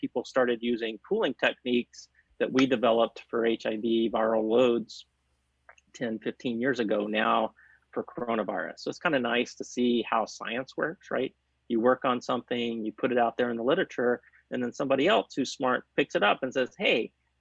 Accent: Chattanooga, Tennessee, United States; I grew up in outside of Chattanooga, Tennessee

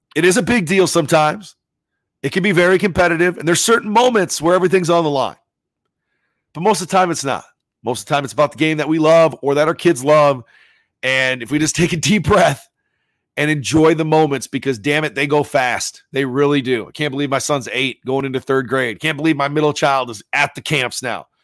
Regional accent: Sioux Falls, South Dakota, United States; growing up in Sioux Falls

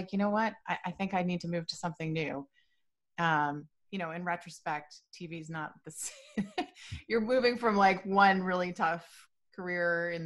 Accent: Nova Scotia, Canada; also born or lived in Montreal, Quebec; I grew up in Nova Scotia. I was born in Montreal

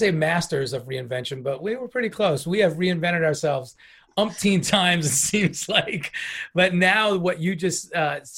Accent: New York, United States; now in West Coast, United States; Being a New Yorker, you know, I'm from the right coast

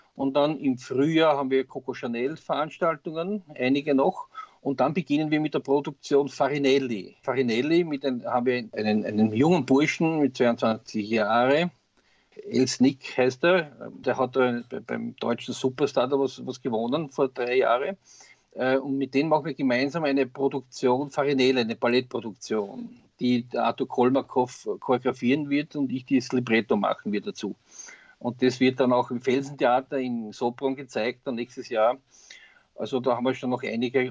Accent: Austria; bei uns in Österreich

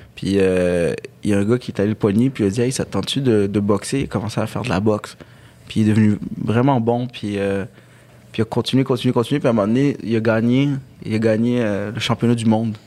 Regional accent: Quebec, Canada; born or raised there; also born or lived in Algiers, Algeria

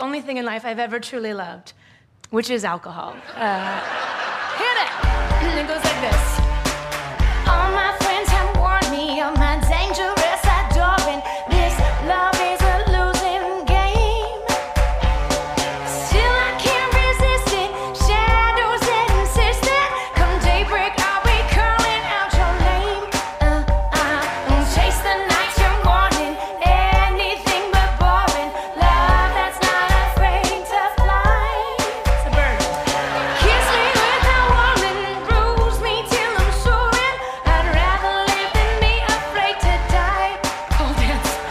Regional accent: Kansas City, United States; I was born and raised in Kansas City

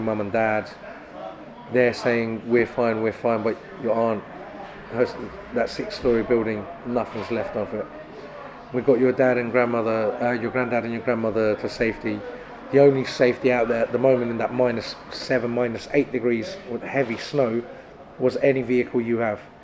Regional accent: Turkey; now in Kent, United Kingdom; my hometown because I love the lake

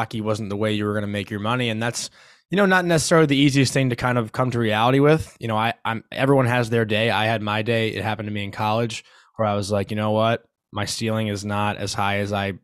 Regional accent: Long Island, New York, United States; I grew up on Long Island

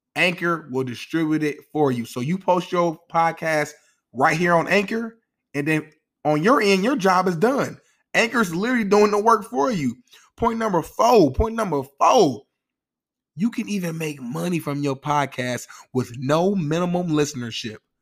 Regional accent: Indianapolis, Indiana, United States; I'm from Nap Town, which means go. I'm an Indianapolis Colts fan

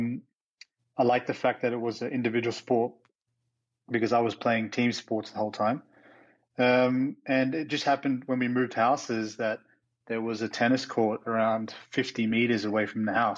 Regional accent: Melbourne, Victoria, Australia; moved away; I am originally from Australia, grew up in Melbourne, so where the Australian Open's played.

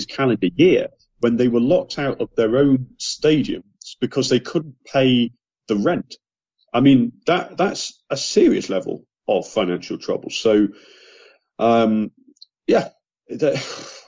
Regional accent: England, United Kingdom; as an Englishman

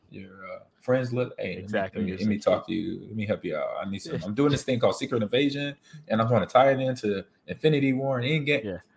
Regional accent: Omaha, Nebraska, United States; And I'm and from Omaha.

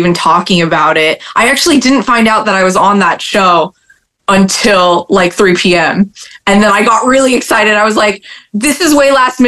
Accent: California, United States; now in Florida, United States; I grew up in California

